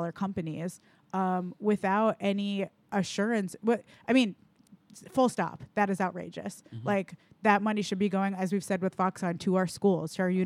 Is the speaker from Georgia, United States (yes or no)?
no; New York City, New York, United States; I'm from New York. I'm also from Queens